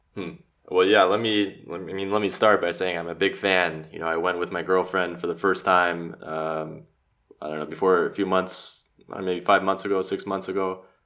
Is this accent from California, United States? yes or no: yes; Los Angeles, California, United States; moved away as an adult; now in Zagreb, Croatia; Born and raised in Los Angeles, I'm now living in Zagreb and studying the Croatian language